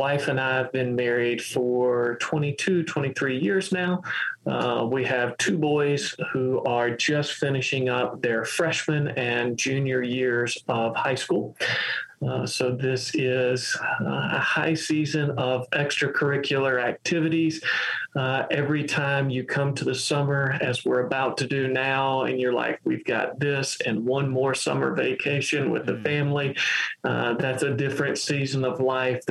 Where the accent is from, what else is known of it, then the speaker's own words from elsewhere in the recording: rural Western Kentucky, United States; I grew up in the Mississippi River bottoms of rural Western Kentucky.